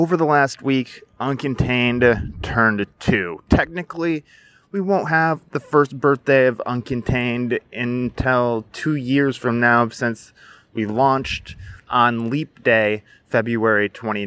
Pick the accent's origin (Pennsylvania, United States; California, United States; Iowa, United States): Iowa, United States; now in West Coast, United States; I'm originally from Iowa